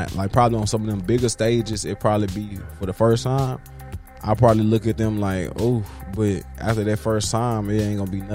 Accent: Tennessee, United States; now in Houston, United States; I'm from Tennessee. I'm from Tennessee, Tennessee

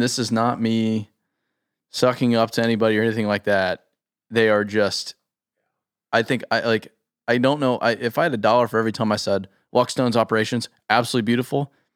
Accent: Scottsdale, Arizona, United States; I grew up in Scottsdale

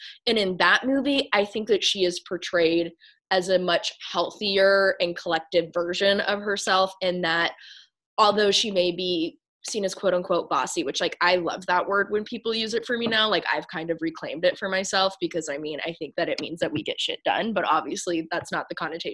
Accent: Tennessee, United States; as a child growing up in Tennessee in a really white neighborhood

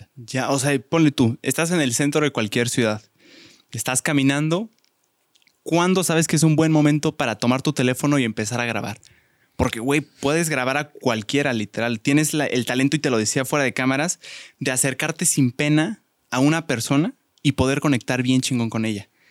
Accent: Mexico; los mexicanos somos como muy cálidos

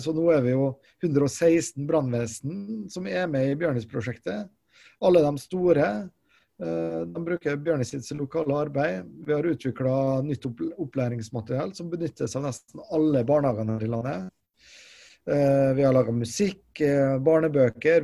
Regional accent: Molde, Møre og Romsdal, Norway; moved away as an adult; now in Trondheim, Norway; jeg er jo opprinnelig fra Molde

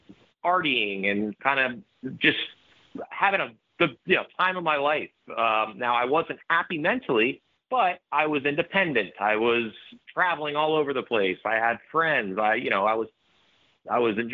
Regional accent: Florida, United States; I'm from Florida. I live in Florida.

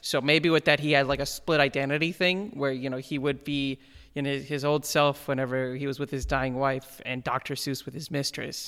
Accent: India; moved away; being Indian

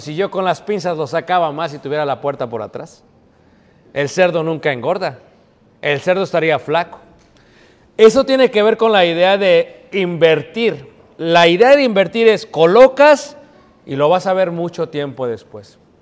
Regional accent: Mexico; moved away; me vine de México

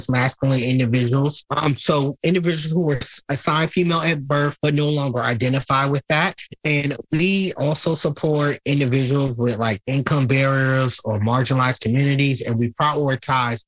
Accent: Newport News, Virginia, United States; So I am a Newport News City resident, born and raised in Hampton Roads, Virginia. I grew up a LGBT kid in the Hampton Roads area

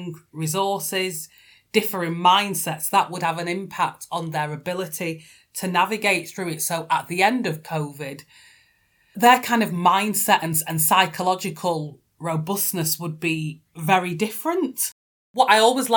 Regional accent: North West England, United Kingdom; I'm a Northerner based in Manchester

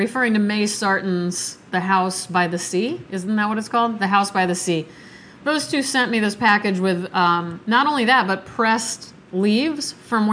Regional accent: Nebraska, United States; moved away; I'm from Nebraska. If you guys didn't know, that's where I was born.

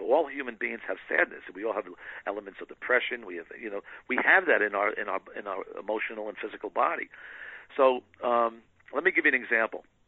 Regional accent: New York, United States; moved away; I grew up in New York

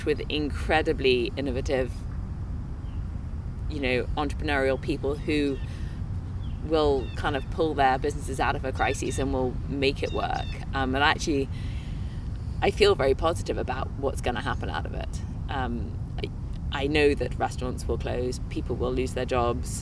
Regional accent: England, United Kingdom; now in Minnesota, United States; I'm from England

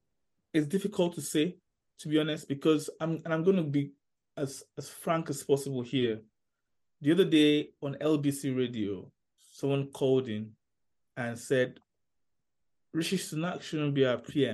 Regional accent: United Kingdom; born there; even though I was born in this country, I grew up around Nigerians, the Nigerian community, and, you know, the accent has not, you know, really changed, because and I'm still not British enough for people.

